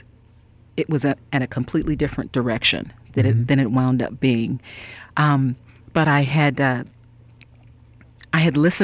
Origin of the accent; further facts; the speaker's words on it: Alameda, California, United States; moved away as an adult; now in Los Angeles, United States; I'm originally from Northern California